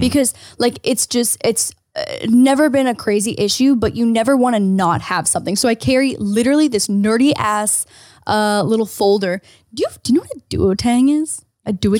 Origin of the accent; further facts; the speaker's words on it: Canada; now in United States; I'm Canadian